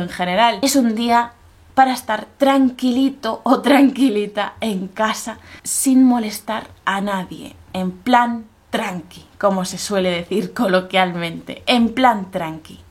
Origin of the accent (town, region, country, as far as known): Spain